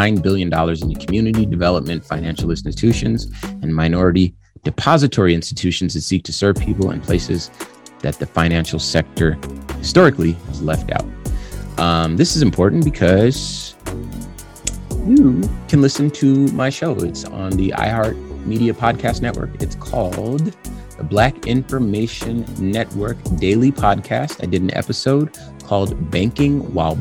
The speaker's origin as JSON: {"language": "English", "town": "Compton", "region": "California", "country": "United States", "tie": "born or raised there", "also_born_or_lived": "Arizona", "moved": "yes", "said": "I was born in California, Compton, California. In the 80s, 1982 is when I was born. And so I saw a lot of heavy stuff"}